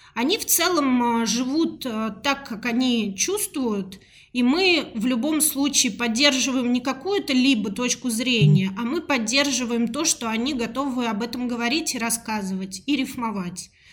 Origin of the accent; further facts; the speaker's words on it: Moscow, Russia; Родилась я в Москве, мне 37 лет.